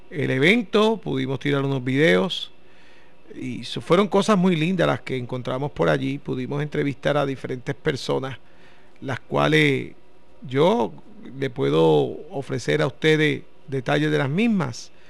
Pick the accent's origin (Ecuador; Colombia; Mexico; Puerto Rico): Puerto Rico; nuestros puertorriqueños que mucho talento tenemos en Puerto Rico